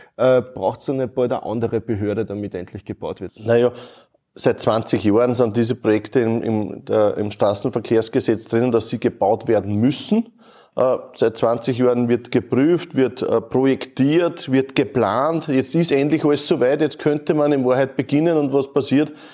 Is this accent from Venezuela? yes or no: no; Neuhofen an der Ybbs, Lower Austria, Austria; Wir sind in der Kotmühle in Neuhof an der Ips. Äh, meine Heimat.